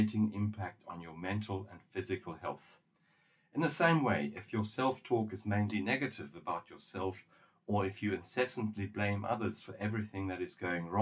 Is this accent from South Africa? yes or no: yes; South Africa; In my home country, South Africa